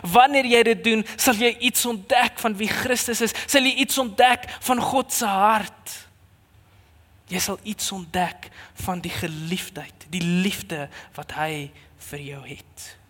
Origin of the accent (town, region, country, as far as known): South Africa